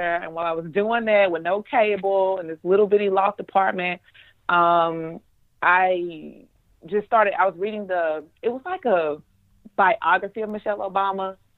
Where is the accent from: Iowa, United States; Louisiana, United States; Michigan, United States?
Louisiana, United States; Monroe; being back home in Monroe